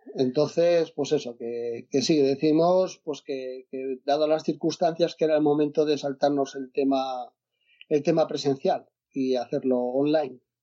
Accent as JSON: {"language": "Spanish", "region": "Asturias", "country": "Spain", "said": "yo soy de Asturias"}